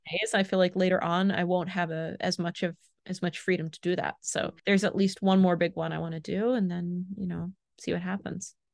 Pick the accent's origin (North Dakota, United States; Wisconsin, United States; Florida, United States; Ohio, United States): Florida, United States; now in France; she's also from Florida, and we're both from